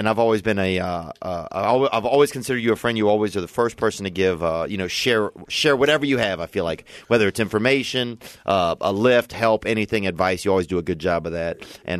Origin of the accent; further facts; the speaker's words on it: a small town outside of New Orleans, Louisiana, United States; moved away; I'm from Louisiana, man. I'm from a small town outside of New Orleans.